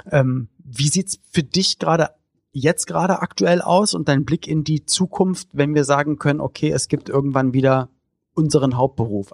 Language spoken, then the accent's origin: German; Berlin, Germany; Ich komme halt aus West-Berlin